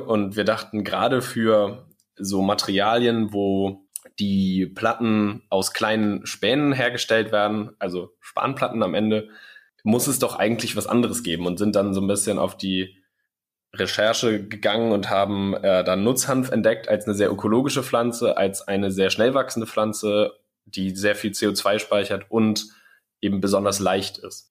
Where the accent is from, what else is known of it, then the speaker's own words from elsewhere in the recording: Schleswig-Holstein, Germany; ich komme aus Schleswig-Holstein